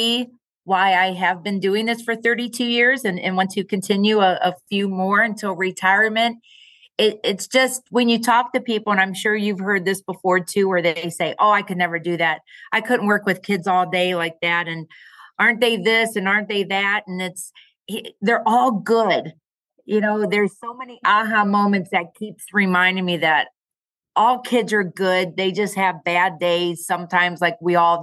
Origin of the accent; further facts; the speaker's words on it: Massillon, Ohio, United States; also born or lived in Bowling Green; Born and raised in Massillon